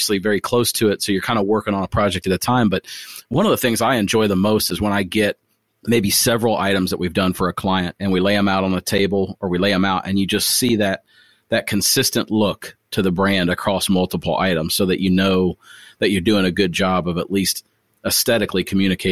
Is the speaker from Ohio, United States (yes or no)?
yes; Springfield, Ohio, United States; moved away; my hometown, Springfield, Ohio